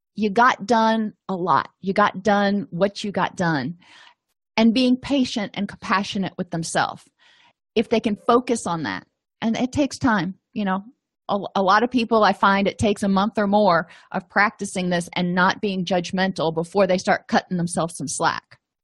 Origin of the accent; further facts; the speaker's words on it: Florida, United States; moved away; I come from Florida